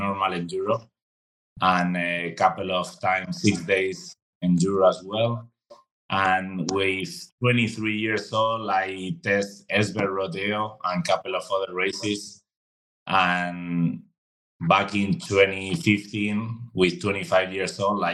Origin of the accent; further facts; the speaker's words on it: Madrid, Community of Madrid, Spain; English is a second language; moved away as an adult; now in Andorra; I am from Spain, Madrid, the middle of Spain. And yeah, I've been living here my whole life